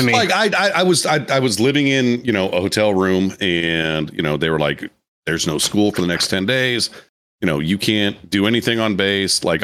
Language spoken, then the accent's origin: English; Iowa, United States; I'm like, I came from Iowa.